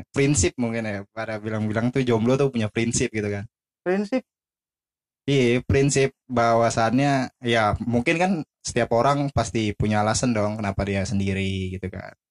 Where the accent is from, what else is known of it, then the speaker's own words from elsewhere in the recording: Cibubur, Jakarta, Indonesia; gua eh, asalnya dari Cibubur ya kota pinggiran Jakarta Timur Cibubur